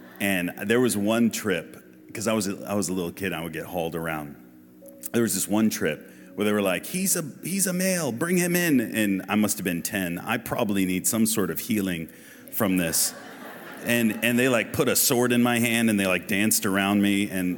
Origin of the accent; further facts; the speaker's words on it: Massachusetts, United States; So, born in Massachusetts and grew up in a Christian household.